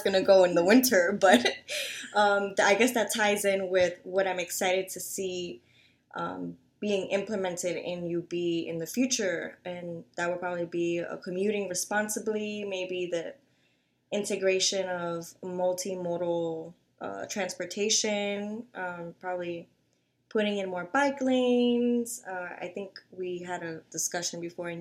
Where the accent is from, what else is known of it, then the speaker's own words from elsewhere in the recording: New York City, New York, United States; moved away as an adult; now in Buffalo, United States; growing up in the Bronx